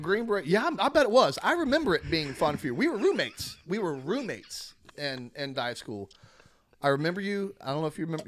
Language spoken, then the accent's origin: English; Florida, United States; I'm born and raised in Florida